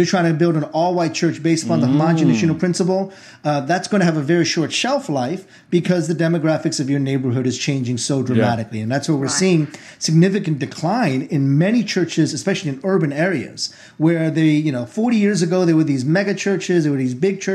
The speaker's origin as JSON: {"language": "English", "country": "United States", "tie": "born or raised there", "also_born_or_lived": "Korea", "said": "I came to the U.S. when I was 6 years old. I did every year from first grade on in my education here"}